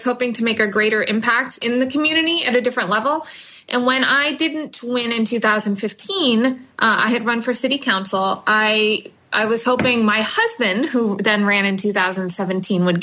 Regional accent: Erie, Pennsylvania, United States; I was born and raised in Erie

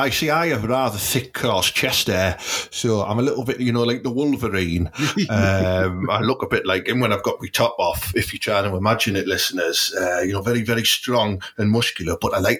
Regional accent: Portsmouth, South East England, United Kingdom; We're allowed because, like, we grew up there in a rough end, didn't we?

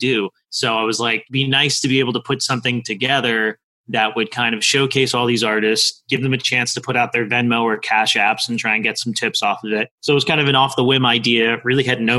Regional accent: Boca Raton, Florida, United States; also born or lived in New York / Delray Beach, Florida; I lived in West Boca, moved here when I was 5 from New York. And I lived in West Boca predominantly my entire life.

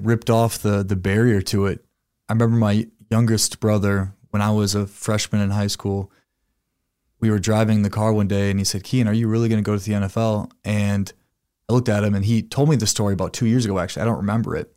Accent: Sioux Falls, South Dakota, United States; I was born and raised here in Sioux Falls, South Dakota.

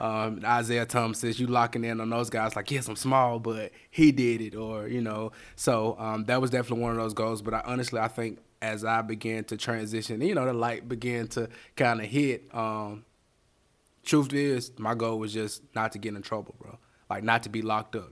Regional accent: Bessemer, Alabama, United States; also born or lived in Berea, Kentucky; now in Birmingham, United States; born in Bessemer, Alabama. I was raised in Bessemer, Alabama

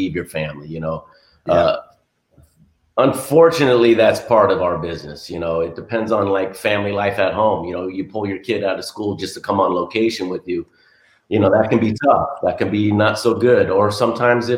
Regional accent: Los Angeles, California, United States; I was born and raised in a place called the San Fernando Valley. I'm a Valley boy

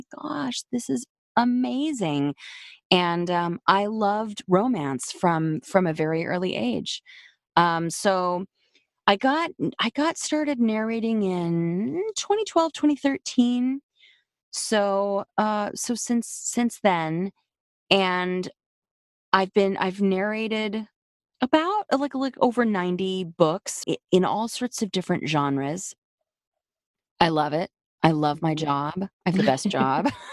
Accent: New York City, New York, United States; I was raised in New York City

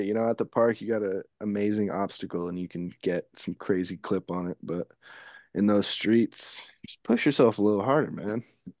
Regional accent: Livermore, California, United States; he's from my hometown, Livermore.

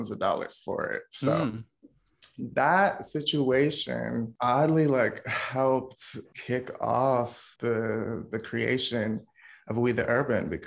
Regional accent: North Carolina, United States; also born or lived in Washington, D.C.; I was born in South Carolina. My family moved to DC like when I was like one. So I spent half my childhood growing up in DC, and then we moved to North Carolina.

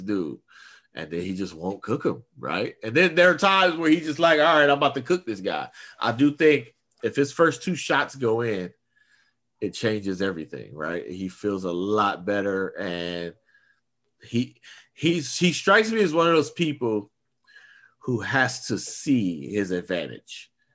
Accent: Oakland, California, United States; I'm from East Oakland

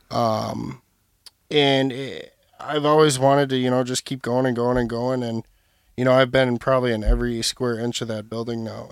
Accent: Burnsville, Minnesota, United States; I'm from Burnsville, Minnesota

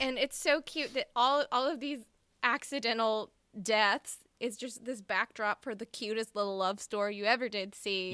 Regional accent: Mississippi, United States; I'm from Mississippi

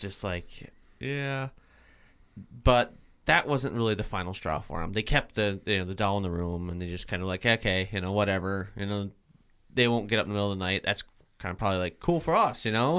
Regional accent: Vermont, United States; I'm from Vermont

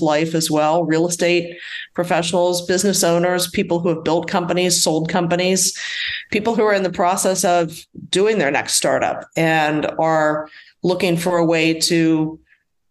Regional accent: Washington, D.C., Mid-Atlantic, United States; now in Atlanta, United States; I'm originally from the Mid-Atlantic area of the United States, Washington, D.C. metro area

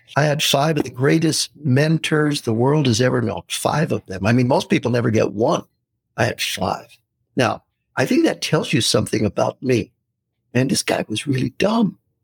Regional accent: United States; we're from the U.S.

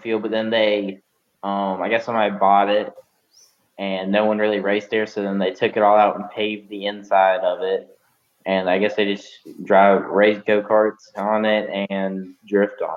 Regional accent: Fort Valley, Georgia, United States; I'm from Fort Valley, Georgia

